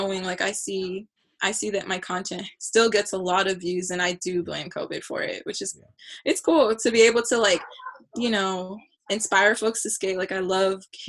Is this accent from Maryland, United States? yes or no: no; Chula Vista, California, United States; I am from Chula Vista, California, lived right next to Chula High, didn't go to Chula High, went to Otay